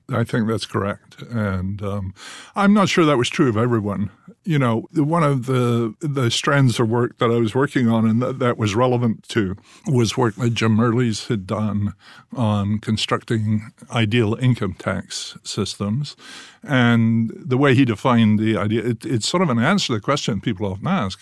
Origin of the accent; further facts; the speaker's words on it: Scotland, United Kingdom; moved away as an adult; also born or lived in England; now in United States; growing up in Scotland, where we always sort of feel we're a colony of England